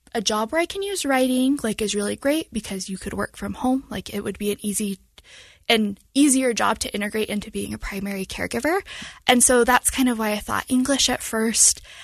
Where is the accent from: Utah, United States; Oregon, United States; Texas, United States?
Utah, United States; Salt Lake County; also born or lived in Pacific Northwest / Cache Valley, Utah; I grew up in Salt Lake County